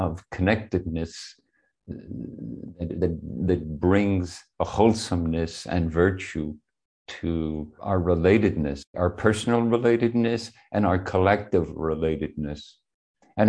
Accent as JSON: {"language": "English", "town": "Belfast", "region": "Northern Ireland", "country": "United Kingdom", "tie": "born or raised there", "moved": "yes", "lives_now": "San Francisco, United States", "said": "I grew up in Belfast. I left in the middle of the Troubles, and then I came back just as the Troubles were ending, formally."}